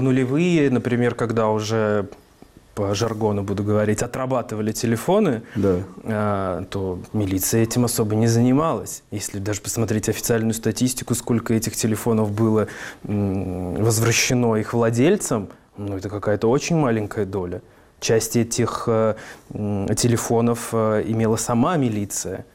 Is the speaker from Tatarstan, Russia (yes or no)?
yes; Kazan, Tatarstan, Russia; Я из Дербышек. Это район, собственно, Казани